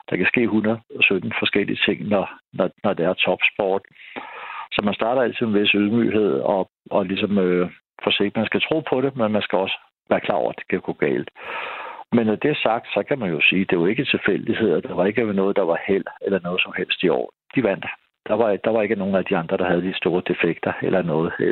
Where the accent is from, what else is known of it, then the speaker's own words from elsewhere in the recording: Denmark; det synes jeg som dansker